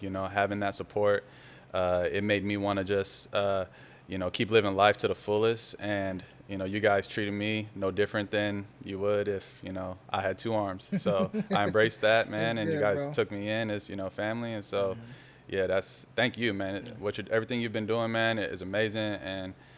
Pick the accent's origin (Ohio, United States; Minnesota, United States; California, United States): California, United States; Richmond; also born or lived in Castro Valley, California / San Leandro, California; I moved to Richmond. So I consider myself a Richmond native